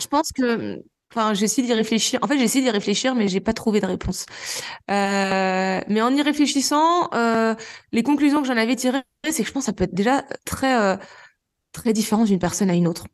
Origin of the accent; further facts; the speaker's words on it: Normandy, France; moved away as an adult; also born or lived in Réunion / Lozère; now in Mende, France; je suis originaire de Normandie, bon, je le précise parce que j'ai quand même vécu la plus grande partie de ma vie jusqu'à mes 25 ans en Normandie.